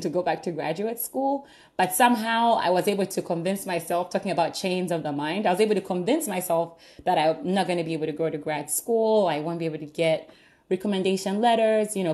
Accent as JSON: {"language": "English", "country": "Uganda", "tie": "born or raised there", "moved": "yes", "lives_now": "Pittsburgh, United States", "said": "I'm originally from Uganda. I grew up all my life in Uganda."}